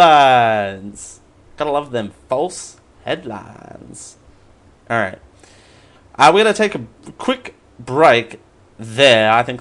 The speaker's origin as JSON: {"language": "English", "country": "Australia", "tie": "born or raised there", "said": "I mean, I'm born and bred in Australia, and I'm quite proud to be in Australia"}